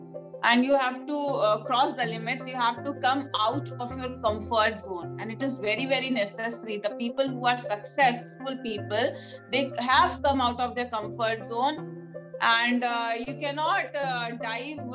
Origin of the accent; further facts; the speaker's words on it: India; being an Indian woman